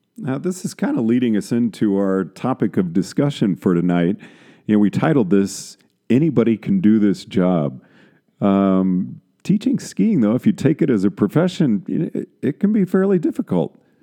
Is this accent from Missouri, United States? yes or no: no; San Antonio, Texas, United States; moved away; I grew up in San Antonio, Texas